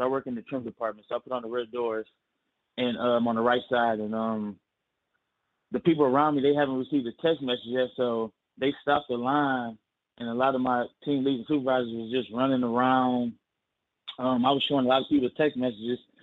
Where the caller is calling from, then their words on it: Michigan, United States; I'm calling from Michigan.